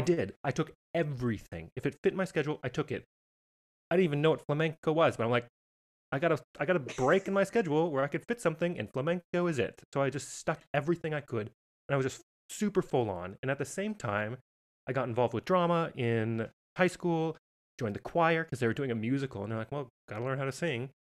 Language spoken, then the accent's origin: English; Missoula, Montana, United States; moved away as an adult; also born or lived in Boston / Las Vegas; I am originally from Missoula, Montana